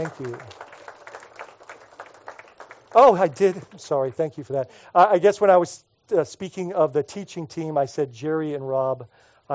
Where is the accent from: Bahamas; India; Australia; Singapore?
Bahamas; moved away; when I was growing up in the Bahamas